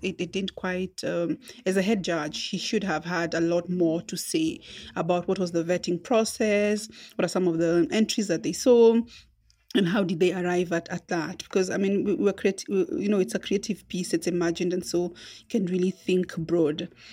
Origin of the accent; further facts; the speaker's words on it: Kenya; also born or lived in Nairobi; I am a Kenyan poet, writer, storyteller, and communications consultant based in Nairobi